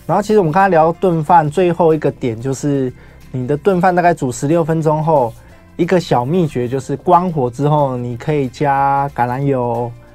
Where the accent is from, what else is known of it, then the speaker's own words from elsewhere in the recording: Taoyuan, Taiwan; 我本身是桃园人，嗯。所以其实我们石门水库那边其实我们很常吃鱼